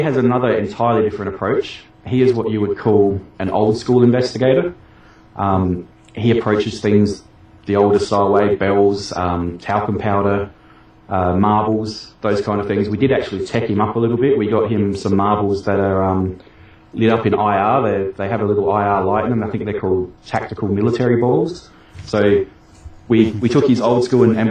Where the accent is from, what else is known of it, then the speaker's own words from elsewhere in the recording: Australia; my home state